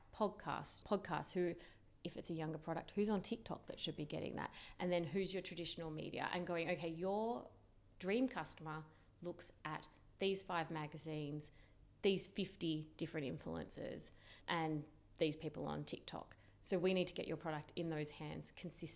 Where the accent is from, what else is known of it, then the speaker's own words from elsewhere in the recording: Canberra, Australian Capital Territory, Australia; moved away as an adult; also born or lived in London; I'm from Canberra, I knew no one in London